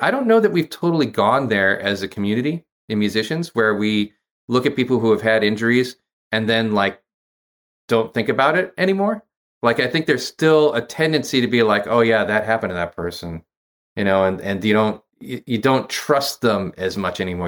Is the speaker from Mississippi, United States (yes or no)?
no; Massachusetts, United States; also born or lived in Maryland / Lathrop Village, Michigan; Massachusetts is where I grew up.